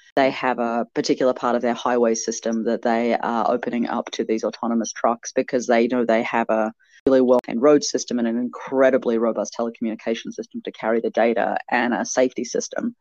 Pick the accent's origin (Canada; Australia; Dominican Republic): Australia; Canberra, Australian Capital Territory; my hometown here in Canberra